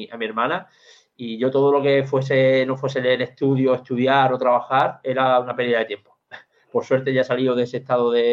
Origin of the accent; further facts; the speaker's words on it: Andalusia, Spain; Yo, como buen andaluz